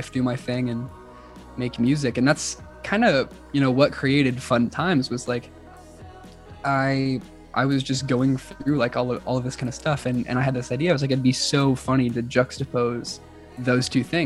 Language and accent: English; Oklahoma City, Oklahoma, United States; I was born and raised here in Oklahoma City.